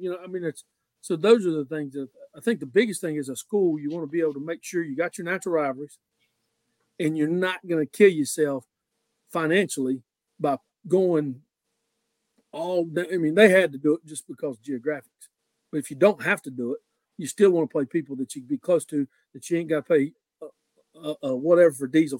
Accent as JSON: {"language": "English", "region": "North Carolina", "country": "United States", "said": "everybody in our area is spoiled. I came from Watauga County. We had to travel."}